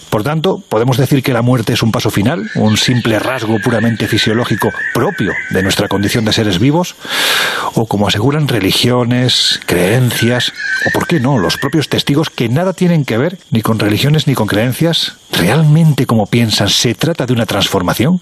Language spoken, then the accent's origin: Spanish; Andalusia, Spain; uno como andaluz